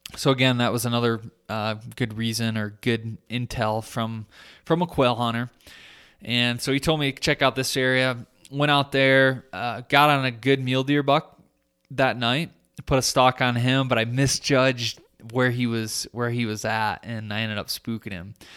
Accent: Michigan, United States; my home state of Michigan

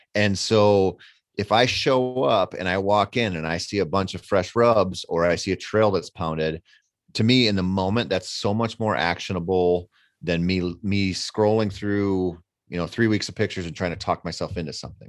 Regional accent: Minnesota, United States; I come from Minnesota

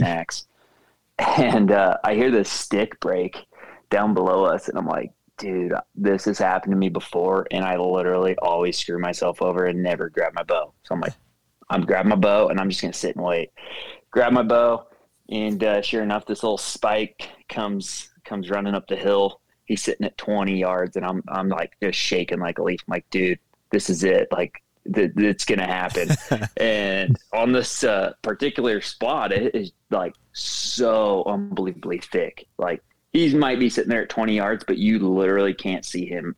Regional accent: St. George, Utah, United States; I'm born and raised in St. George, Utah, so it's very hot in the summer here

